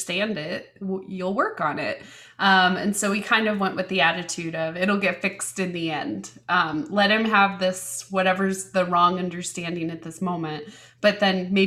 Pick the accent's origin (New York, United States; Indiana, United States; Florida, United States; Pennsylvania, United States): Indiana, United States; also born or lived in Colorado / Chicago / London; they moved back to my dad's hometown in Indiana. And then I lived there until college